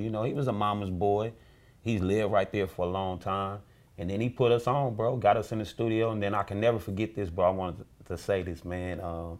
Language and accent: English; Los Angeles, California, United States; You know, I'm an East Side dude from out of Watts.